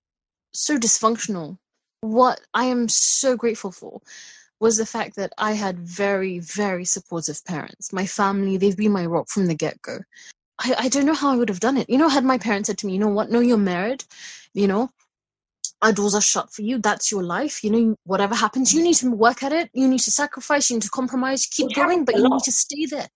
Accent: United Kingdom; being British born, you have a lot of Western influences, you know, being brought up here.

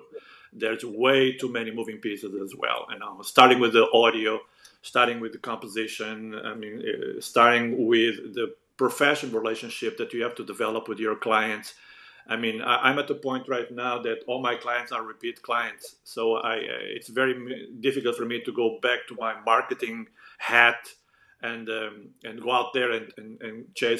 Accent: Portugal; English is a second language; moved away; back then in Portugal, we were huge fans of the matinees

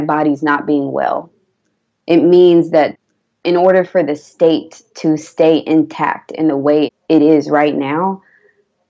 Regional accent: Atlanta, Georgia, United States; I'm from Atlanta. I don't have any organic grocery stores in the place where my family grew up

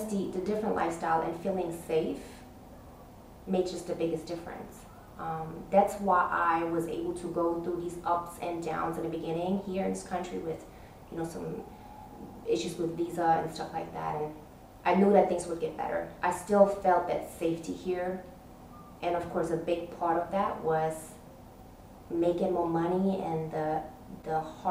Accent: New York City, New York, United States; moved away as an adult; now in Abu Dhabi, United Arab Emirates; I'm from New York City, Washington Heights, Manhattan, Uptown, Harlem.

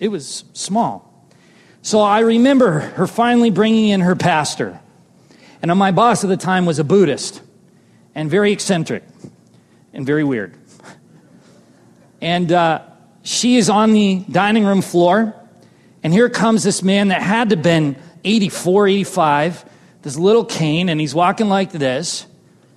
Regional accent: Southern California, United States; I'm from Southern California

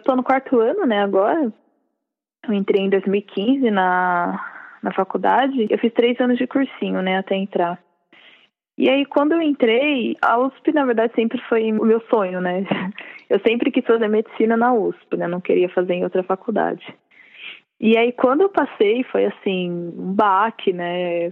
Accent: São Bernardo do Campo, São Paulo, Brazil; moved away as an adult; now in São Paulo, Brazil; eu sou de São Bernardo

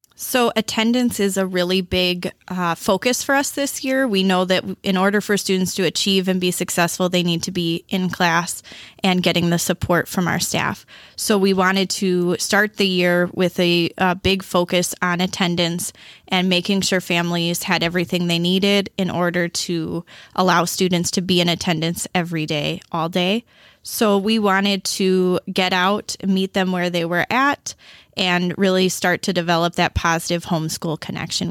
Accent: Beloit, Wisconsin, United States; I was born and raised in Beloit

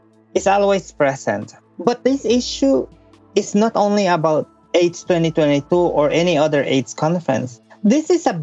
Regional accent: Belize; I was born and I grew up in Belize, and particularly in a very small town

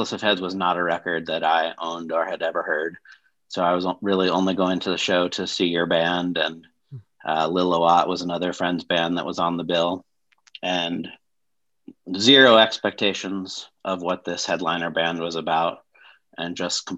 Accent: Denver, Colorado, United States; also born or lived in Washington, D.C.; I'm from Denver, Colorado.

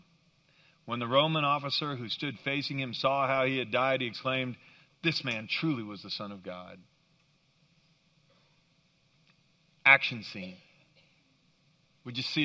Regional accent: Kansas, United States; moved away; I grew up in Kansas

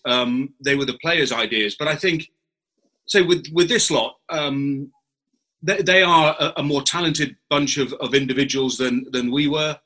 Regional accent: England, United Kingdom; as an Englishman.

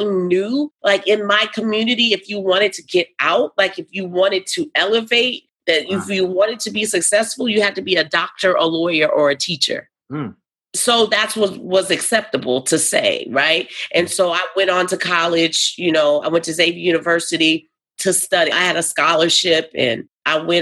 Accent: New Orleans, Louisiana, United States; also born or lived in Topeka, Kansas; now in Nashville, United States; I was raised in New Orleans. I was born in Topeka, Kansas.

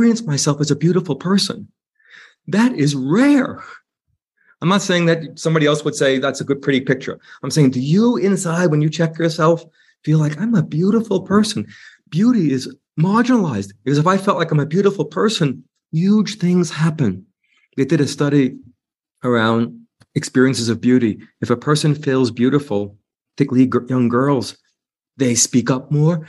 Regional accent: New York City, New York, United States; I'm a New Yorker

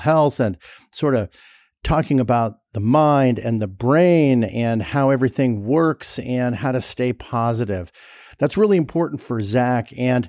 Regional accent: Los Angeles, California, United States; I grew up in LA. I grew up in Sherman Oaks.

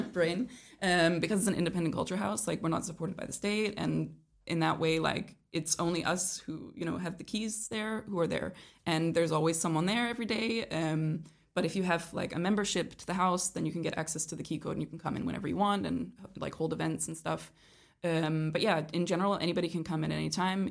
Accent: Canada; moved away as an adult; also born or lived in Denmark / Aarhus, Denmark; now in Kolding, Denmark; I was born in Denmark, but I was raised in Canada.

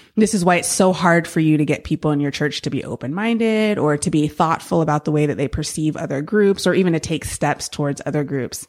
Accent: San Francisco Bay Area, California, United States; moved away; I grew up in the San Francisco Bay Area and, um, loved growing up there.

